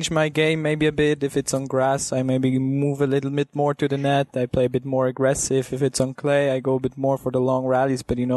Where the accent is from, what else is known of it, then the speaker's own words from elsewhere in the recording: Switzerland; I'm coming from Switzerland